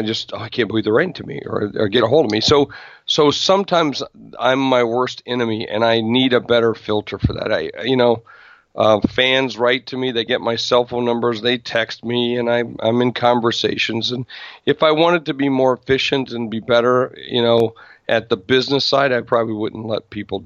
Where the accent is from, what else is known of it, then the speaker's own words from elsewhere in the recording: South Dakota, United States; I grew up in South Dakota, and I'm from a state that, you know, most people only know on the map.